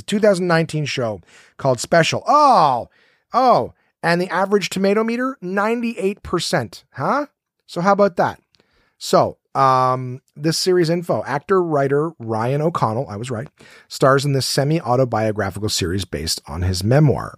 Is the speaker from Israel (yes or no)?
no; Ottawa, Ontario, Canada; I born and raised in Ottawa